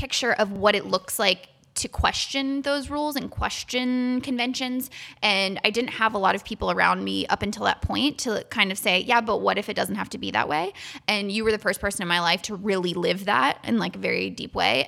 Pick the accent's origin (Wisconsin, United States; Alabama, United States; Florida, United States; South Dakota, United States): Florida, United States; I grew up in Florida.